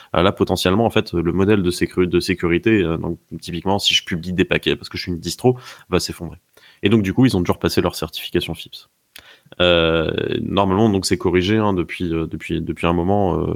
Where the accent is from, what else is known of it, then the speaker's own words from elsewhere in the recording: France; chez nous en France